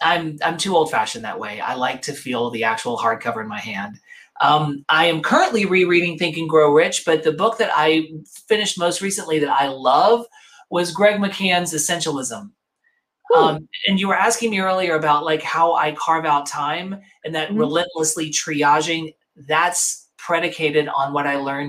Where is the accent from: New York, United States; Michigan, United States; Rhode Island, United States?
New York, United States; But that's why I'm a New Yorker. No matter where I go, I'm a displaced New Yorker.